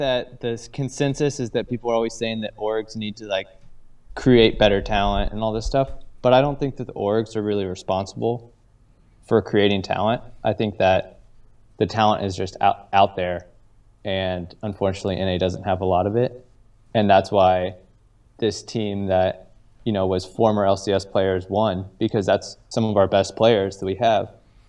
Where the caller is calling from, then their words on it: St. Louis, Missouri, United States; St. Louis.